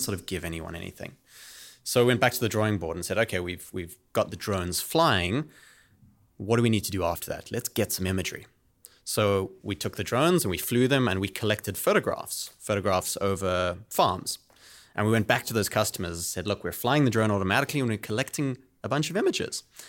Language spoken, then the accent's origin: English; South Africa; moved away as an adult; also born or lived in United Kingdom; now in San Francisco, United States; I'm originally from South Africa. That's where I grew up